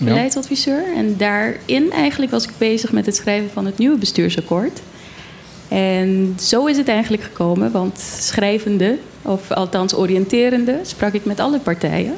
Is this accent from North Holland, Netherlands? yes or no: no; Zwolle, Overijssel, Netherlands; moved away as an adult; now in Bonaire; Ik ben opgegroeid in Zwolle